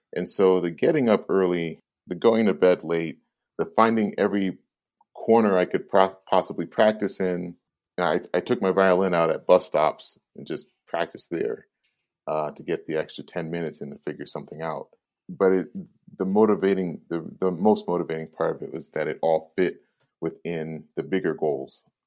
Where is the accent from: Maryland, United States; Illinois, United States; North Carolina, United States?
Illinois, United States; Chicago; was born and bred in Chicago, from Chicago's inner city